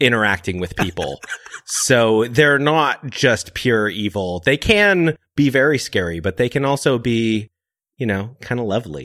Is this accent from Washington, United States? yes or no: yes; Seattle, Washington, United States; I'm from Seattle